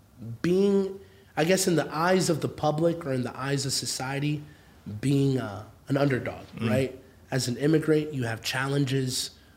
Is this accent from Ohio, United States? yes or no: yes; Akron, Ohio, United States; born or raised there; English is a second language; also born or lived in Orange County, California